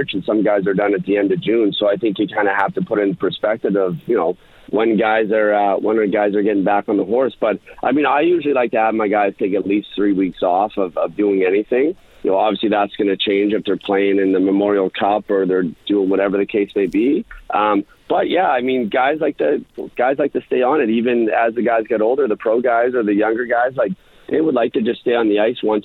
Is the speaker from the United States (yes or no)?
no; Pictou County, Nova Scotia, Canada; in the arena here in Pictou County